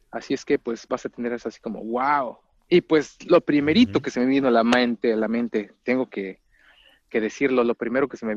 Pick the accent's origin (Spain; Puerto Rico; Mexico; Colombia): Mexico; yo soy de México, primero que nada, primeramente soy mexicano, de un pueblo relativamente cerca de la ciudad, a 50 kilómetros de la Ciudad de México, pero, pero está apartado y es eh, un poco rural, rural el municipio, el pueblito de donde soy.